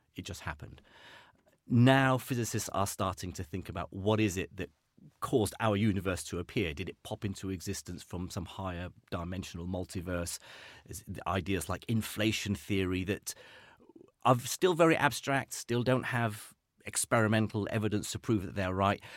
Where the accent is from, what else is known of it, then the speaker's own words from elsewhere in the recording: Iraq; moved away; I grew up in Iraq